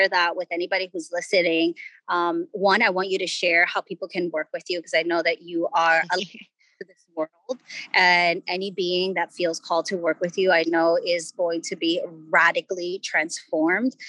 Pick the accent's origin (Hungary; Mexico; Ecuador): Ecuador; I grew up in Ecuador